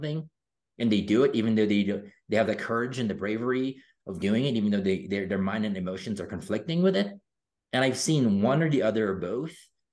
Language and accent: English; Philippines; I grew up in the Philippines